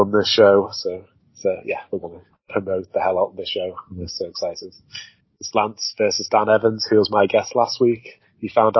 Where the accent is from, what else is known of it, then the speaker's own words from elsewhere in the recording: Merseyside, North West England, United Kingdom; we're both from Merseyside